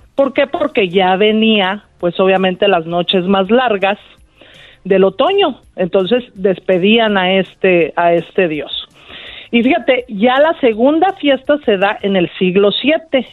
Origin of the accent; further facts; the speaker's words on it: Mexico; nosotros como mexicanos